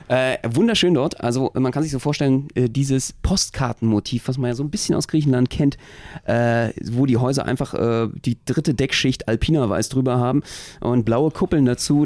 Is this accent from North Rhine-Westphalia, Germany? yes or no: no; Berlin, Germany; als Berliner